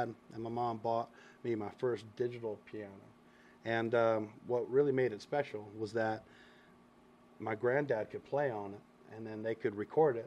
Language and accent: English; Savannah, Georgia, United States; moved away as an adult; also born or lived in Daytona Beach, Florida; now in Memphis, United States; I grew up in Savannah, Georgia.